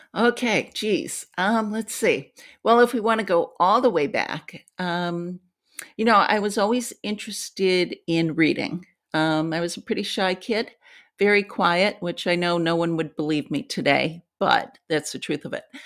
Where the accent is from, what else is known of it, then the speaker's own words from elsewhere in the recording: Ohio, United States; moved away; I grew up in Ohio. It was a steel town when I was a little girl